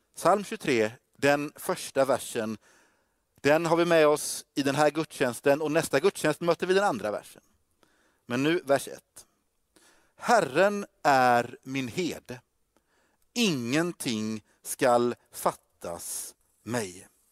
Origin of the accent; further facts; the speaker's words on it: Gothenburg, Västra Götaland, Sweden; also born or lived in Stockholm; jag är från Göteborg